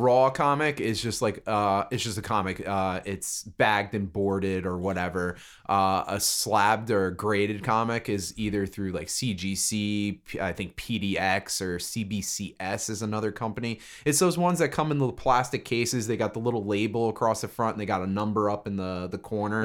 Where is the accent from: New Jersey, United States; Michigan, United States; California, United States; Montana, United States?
New Jersey, United States; Brick; I live in Brick. I grew up in Brick. That's where I'm from